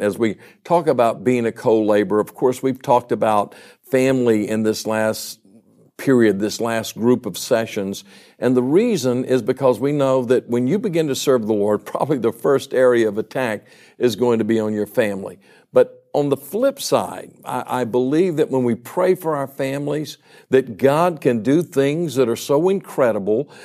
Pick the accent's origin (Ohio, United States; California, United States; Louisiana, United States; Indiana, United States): Louisiana, United States; Baton Rouge; I grew up in Baton Rouge, Louisiana